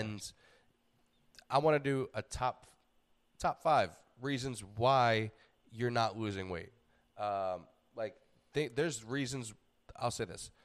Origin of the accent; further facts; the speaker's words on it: New York, United States; moved away; being a New Yorker